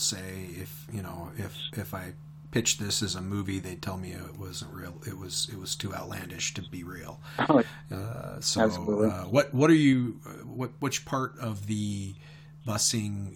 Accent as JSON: {"language": "English", "region": "Pacific Northwest", "country": "United States", "tie": "born or raised there", "said": "I grew up in the Pacific Northwest in the 70s and 80s"}